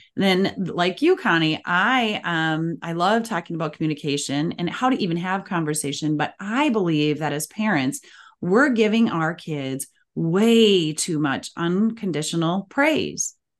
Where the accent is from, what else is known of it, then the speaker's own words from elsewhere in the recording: Minnesota, United States; as we say in the Midwest, I'm from Minnesota